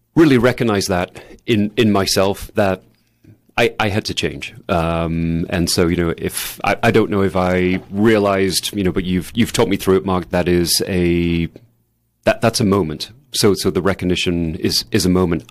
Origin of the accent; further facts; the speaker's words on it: England, United Kingdom; moved away; I grew up in England